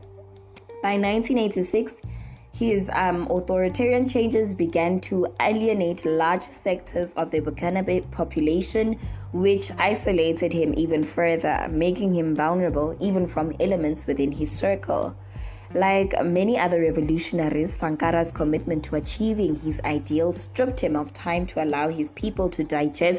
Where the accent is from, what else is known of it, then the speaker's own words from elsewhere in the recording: South Africa; as a South African